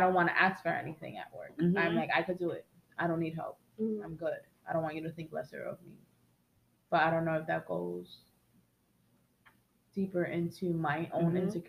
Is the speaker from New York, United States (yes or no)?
yes; New York City, New York, United States; We're from the Bronx.